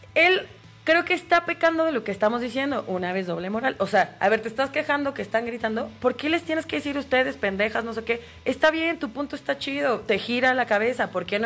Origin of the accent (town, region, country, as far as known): Mexico